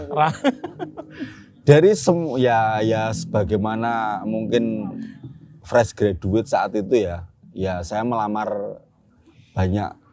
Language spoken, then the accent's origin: Indonesian; Yogyakarta, Special Region of Yogyakarta, Indonesia; kebetulan ya karena saya asli Jogja begitu kan.